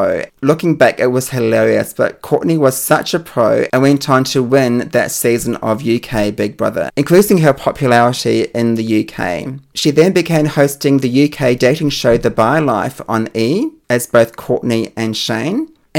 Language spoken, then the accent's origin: English; Australia; I'm obviously from Australia